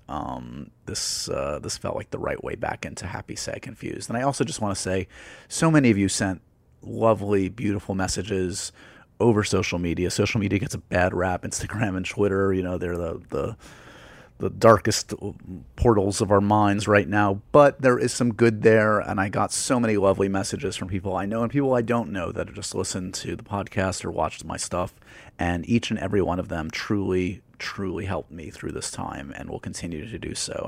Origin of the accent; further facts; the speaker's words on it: New York, United States; growing up in New York